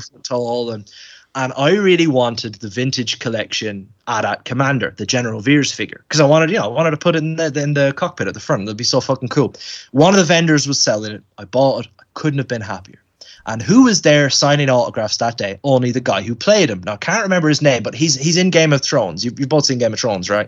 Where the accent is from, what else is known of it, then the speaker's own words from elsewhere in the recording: Ireland; I'm Irish